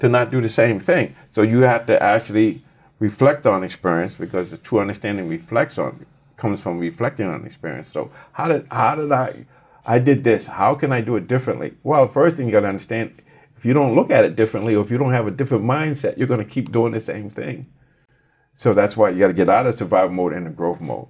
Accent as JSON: {"language": "English", "town": "Boston", "region": "Massachusetts", "country": "United States", "tie": "born or raised there", "said": "I grew up in Boston"}